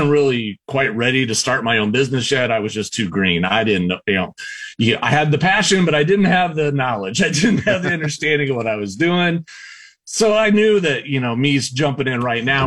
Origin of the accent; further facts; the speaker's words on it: South Central Iowa, United States; I grew up in South Central Iowa. I grew up on a farm